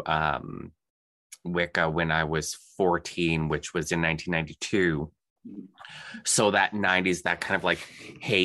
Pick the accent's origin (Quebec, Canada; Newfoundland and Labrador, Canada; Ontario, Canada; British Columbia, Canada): Ontario, Canada; Thunder Bay; Thunder Bay, the city that my hometown